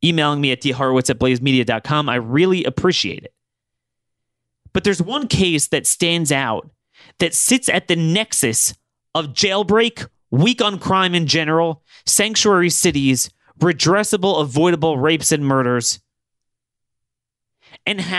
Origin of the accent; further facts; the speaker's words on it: Maryland, United States; in my home state of Maryland